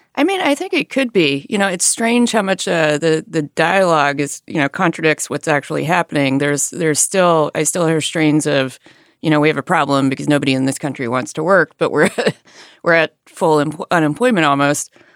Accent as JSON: {"language": "English", "region": "Alabama", "country": "United States", "tie": "born or raised there", "moved": "yes", "said": "I grew up in a rural area in Alabama"}